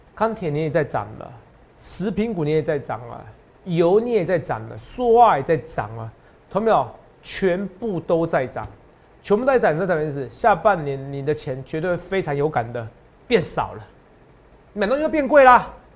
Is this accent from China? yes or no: no; Taiwan; 我们台湾